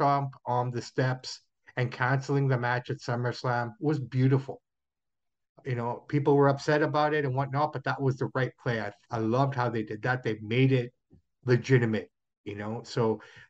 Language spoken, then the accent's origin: English; Toronto, Ontario, Canada; that's my hometown and that's where I was born.